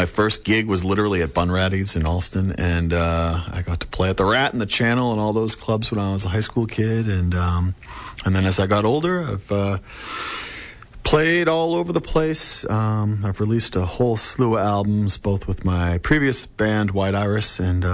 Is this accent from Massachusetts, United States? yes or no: yes; Foxborough, Massachusetts, United States; I grew up in Foxborough